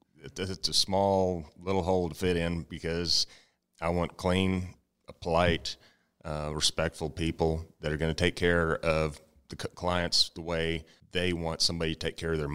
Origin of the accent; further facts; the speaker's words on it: Comfort, Texas, United States; I was taught and raised growing up in Comfort. My family's big name in Comfort, and we've been around for quite a long time.